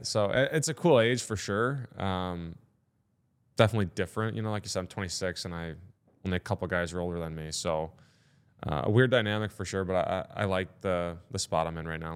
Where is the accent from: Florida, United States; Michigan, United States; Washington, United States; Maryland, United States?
Michigan, United States; Detroit; now in Columbus, United States; I'm from Detroit